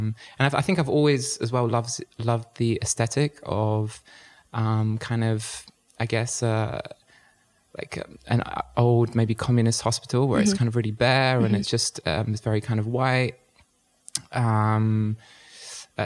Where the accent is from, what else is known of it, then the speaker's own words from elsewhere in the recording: London, United Kingdom; moved away as an adult; also born or lived in Sheffield / Poland; now in Berlin, Germany; I grew up in Southeast London, mm-hmm. in Lewisham, mm-hmm. Catford specifically